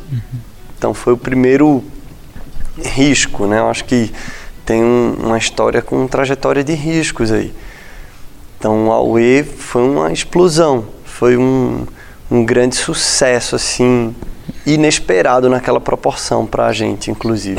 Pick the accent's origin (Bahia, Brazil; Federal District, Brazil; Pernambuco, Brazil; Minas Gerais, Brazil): Pernambuco, Brazil; Recife; moved away as an adult; also born or lived in London, United Kingdom; now in Rio de Janeiro, Brazil; Eu sou de Recife, como um bom nordestino